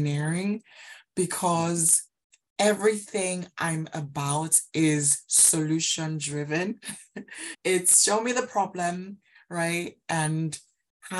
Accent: Nigeria; now in United Kingdom; I grew up in Nigeria

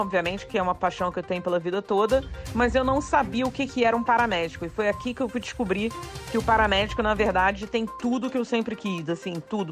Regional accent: Petrópolis, Rio de Janeiro, Brazil; moved away as an adult; also born or lived in Japan / Bristol; now in United Kingdom; eu tenho uma super relação com Petrópolis porque eu fui criada aí. Né? Eu sou carioca petropolitana. Eu nasci no Rio de Janeiro

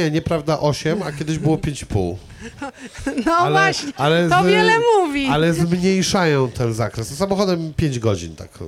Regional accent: Szczecin, West Pomeranian Voivodeship, Poland; A potem e, mieszkałem na Żelechowie długo, a potem mieszkałem na Niebuszewie, a w ogóle uważam, że jestem z całego Szczecina.

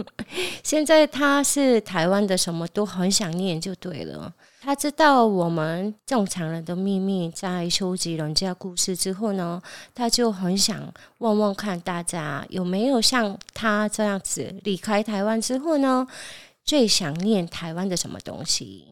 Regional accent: South Korea; now in Taiwan; 我是从韩国来的

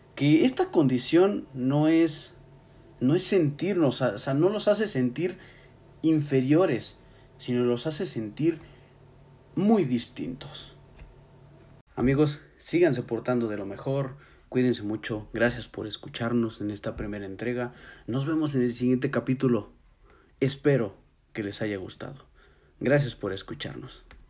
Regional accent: Mexico; Como mexicanos seguimos estancados en esta etapa reflexiva

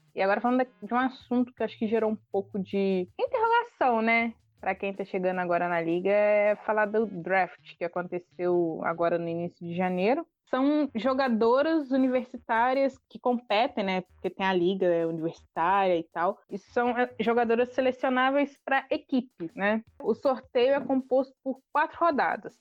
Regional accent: Brazil; a gente é brasileiro

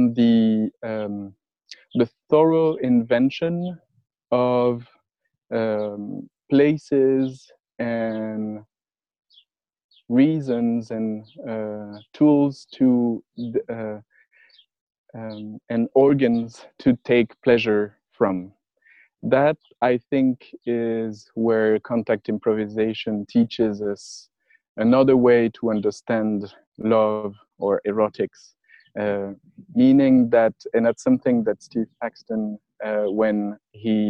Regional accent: France; accent: French; English is a second language; I was teaching French, as my accent is indicating

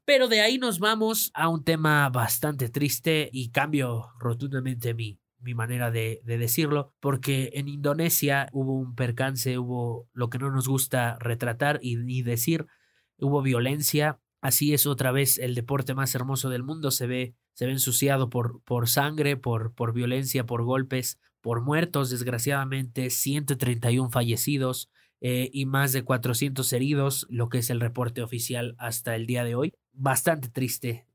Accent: Mexico; como mexicanos

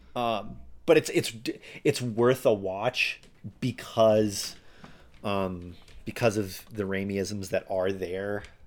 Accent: Alberta, Canada; I'm from Alberta

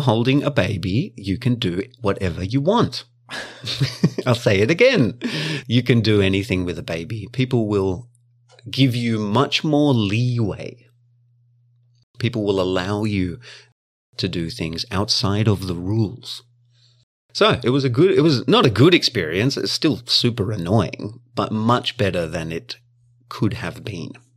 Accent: Victoria, Australia; now in Japan; in my hometown, it's called Vic Roads. Victorian Roads.

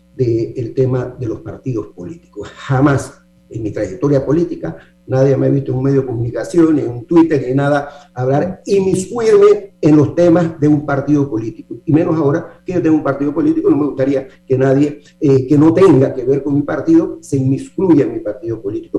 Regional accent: Panama; como para panameño me siento muy cómodo

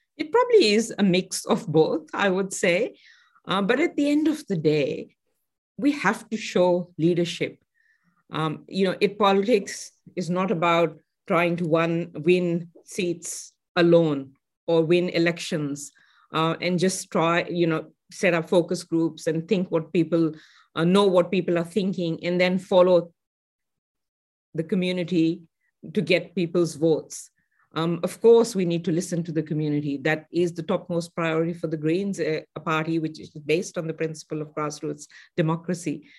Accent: Pakistan; moved away; I grew up in Pakistan

